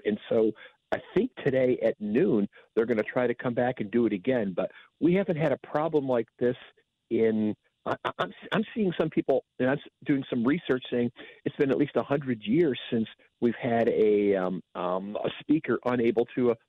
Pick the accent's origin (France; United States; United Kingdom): United States; New York; I grew up in New York